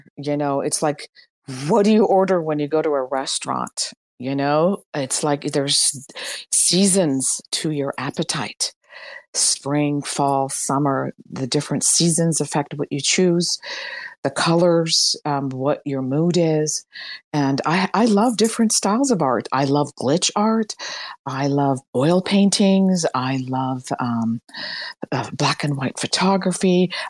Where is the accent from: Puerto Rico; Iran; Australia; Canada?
Iran; moved away; When I came from Iran in 1977, one US dollar equaled 7 Iranian rials, 1 to 7.